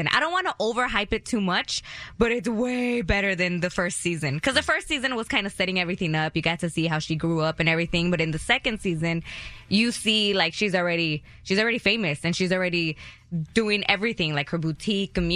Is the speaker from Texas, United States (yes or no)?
yes; Texas, United States; growing up in Texas, I heard her on the radio